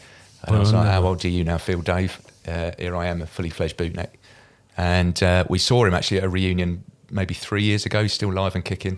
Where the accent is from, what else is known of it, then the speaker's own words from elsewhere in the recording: Deal, South East England, United Kingdom; also born or lived in Dover; I was born in Dover. But I'm not from Dover, so I was only there a night, and then I went back to Deal, which is where I grew up. So grew up in Deal.